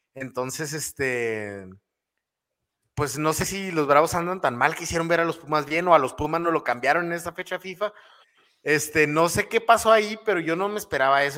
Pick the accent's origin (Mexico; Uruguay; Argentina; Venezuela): Mexico; estamos acostumbrados en México